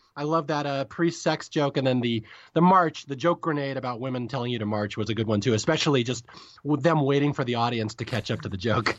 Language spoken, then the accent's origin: English; Seattle, Washington, United States; I'm from Seattle